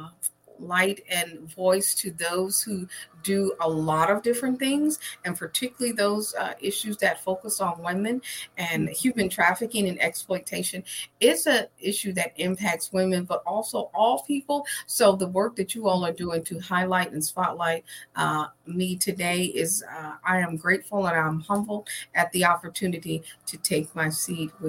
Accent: Trenton, New Jersey, United States; I'm originally from New Jersey, Trenton, New Jersey, to be exact

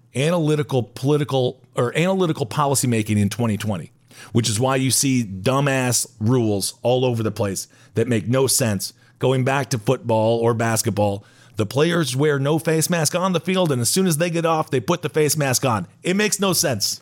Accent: Wisconsin, United States; I'm from Wisconsin

